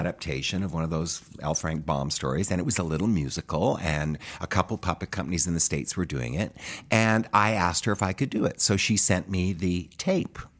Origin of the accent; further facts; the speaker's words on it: Medicine Hat, Alberta, Canada; moved away as an adult; also born or lived in New York; I grew up in Medicine Hat, Alberta